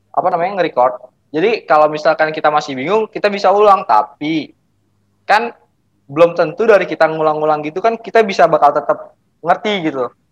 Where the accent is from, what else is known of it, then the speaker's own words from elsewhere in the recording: Jakarta, Indonesia; Saya berasal dari Jakarta